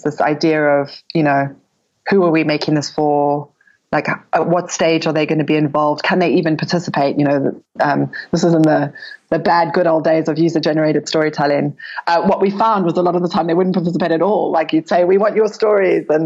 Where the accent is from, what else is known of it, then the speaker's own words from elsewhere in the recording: South Africa; also born or lived in United Kingdom / New York, United States; now in Cape Town, South Africa; I was born in South Africa and I had lived in the UK and then in New York for many years. I was in New York for over a decade